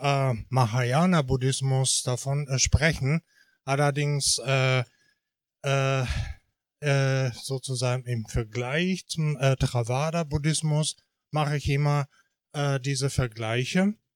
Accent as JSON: {"language": "German", "country": "Japan", "moved": "yes", "lives_now": "Germany", "said": "Also ich bin Japaner"}